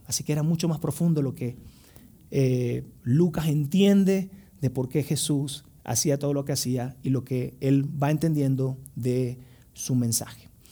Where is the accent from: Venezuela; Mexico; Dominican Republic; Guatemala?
Venezuela; moved away; fui a Venezuela, tenía justo como 6 años sin visitar mi tierra natal